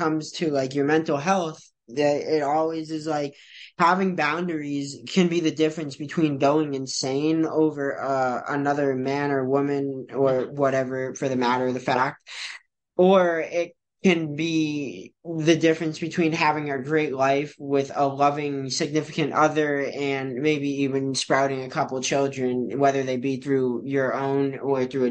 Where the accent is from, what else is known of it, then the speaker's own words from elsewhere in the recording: New Hampshire, United States; also born or lived in Novokuznetsk, Russia; I was fortunate enough to get adopted by a upper middle class family who happened to be from the United States, that also happened to live in a very nice area of New Hampshire